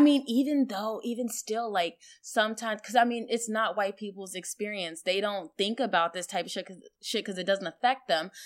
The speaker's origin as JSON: {"language": "English", "region": "Virginia", "country": "United States", "tie": "born or raised there", "also_born_or_lived": "Iowa"}